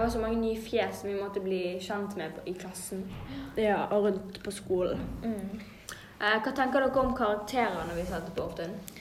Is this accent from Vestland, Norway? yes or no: yes; Bergen, Vestland, Norway; jeg er fra Fyllingsdalen